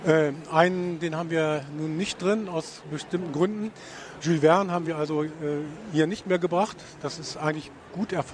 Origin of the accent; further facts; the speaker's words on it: Hanover, Lower Saxony, Germany; Äh, es gibt mittlerweile wieder, ich komme ja aus Hannover, ziemlich viele Seminare, die sich mit Schmidt beschäftigen.